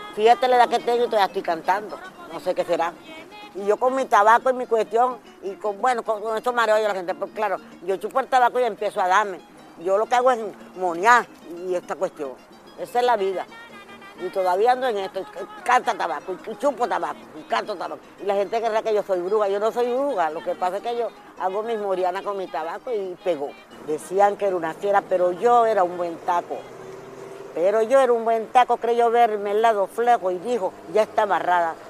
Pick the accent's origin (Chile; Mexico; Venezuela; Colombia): Venezuela; Cumaná, Sucre; Nací en Plaza Bolívar, Puerto Sucre